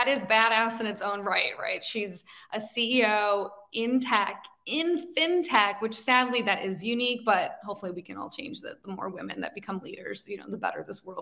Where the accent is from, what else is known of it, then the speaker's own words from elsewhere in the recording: Chicago, Illinois, United States; moved away; I was in Chicago, which is my hometown. My husband and I both grew up there